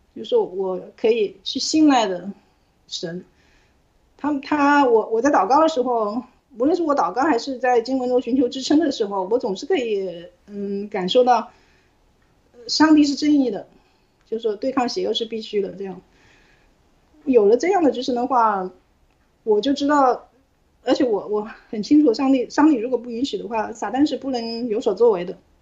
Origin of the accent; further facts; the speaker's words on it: Hong Kong; moved away as an adult; now in United Kingdom; 我们自会香港人